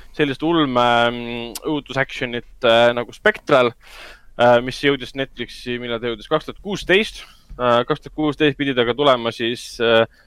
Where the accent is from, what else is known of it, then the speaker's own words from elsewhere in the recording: Tallinn, Harju County, Estonia; me ise kasvasime ka Hendrikuga Lasnamäel üles